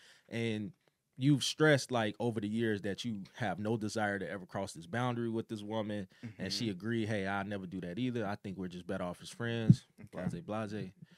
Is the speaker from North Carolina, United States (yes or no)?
no; Chicago, Illinois, United States; I'm from the South Side of Chicago, born and raised 79th Street through 81st, however you want to put it.